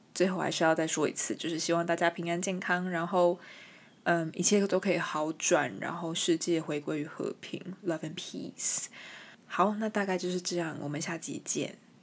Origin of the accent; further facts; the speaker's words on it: Taiwan; first language Chinese; 我身为一个台湾人，我身为一个 从小接触中文，母语也是中文的人